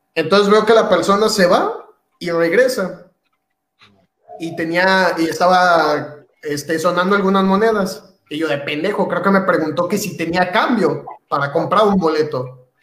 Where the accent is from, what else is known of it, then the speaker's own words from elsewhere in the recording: Mexico; moved away as an adult; now in Bielefeld, Germany; la mayoría pues somos de Latinoamérica y muchos, muchos somos mexicanos